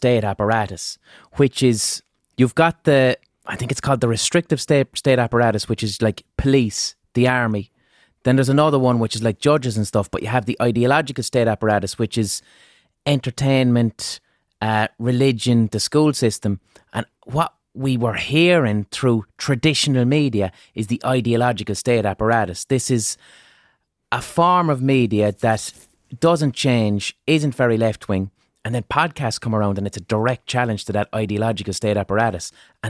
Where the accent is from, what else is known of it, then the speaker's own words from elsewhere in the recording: Limerick, Munster, Ireland; accent: Limerick city; And my accent is that's probably people's first real hearing of what a Limerick. My Limerick City accent isn't even strong. It's neutral.